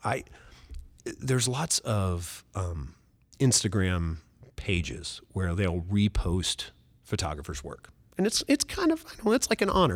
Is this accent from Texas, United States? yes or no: no; Oakland City, Indiana, United States; I'm from Oakland City, Indiana.